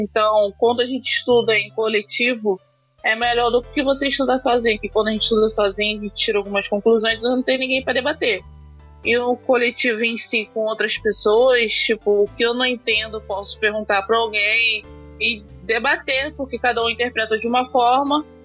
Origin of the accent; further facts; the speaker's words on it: Rio de Janeiro, Brazil; Eu vim de Padre Miguel